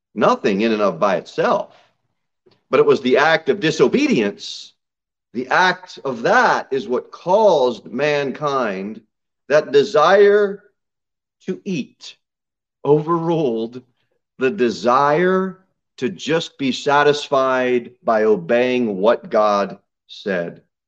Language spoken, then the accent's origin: English; United States